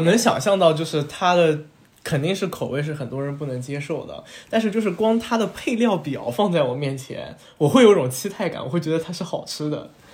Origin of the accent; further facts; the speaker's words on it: Shanghai, China; 我是上海长大的嘛